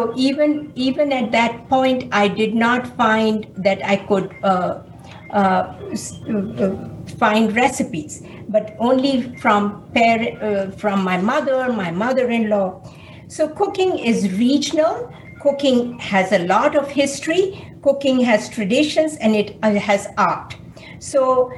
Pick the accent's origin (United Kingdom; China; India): India; moved away as an adult; also born or lived in Chicago; now in United States